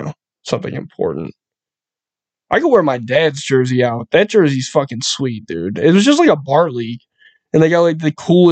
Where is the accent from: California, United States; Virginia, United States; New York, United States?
New York, United States; Buffalo; I'm from Buffalo. That's like my veins, bro.